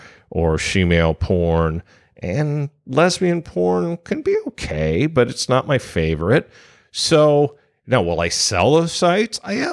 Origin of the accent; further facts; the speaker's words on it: San Francisco, California, United States; And I'm from San Francisco, for God's sakes.